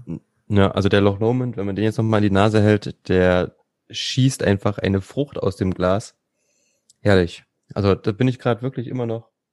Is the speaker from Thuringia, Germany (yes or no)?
yes; Thuringia, Germany; als Thüringer